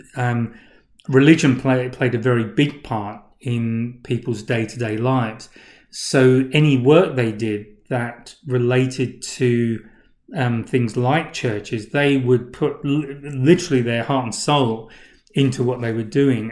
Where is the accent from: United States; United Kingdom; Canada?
United Kingdom; England; where I grew up in England